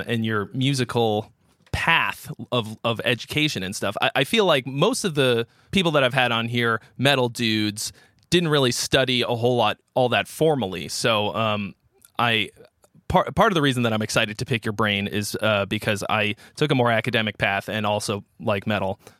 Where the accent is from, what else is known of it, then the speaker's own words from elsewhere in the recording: Boston area, Massachusetts, United States; we're both from the Boston area.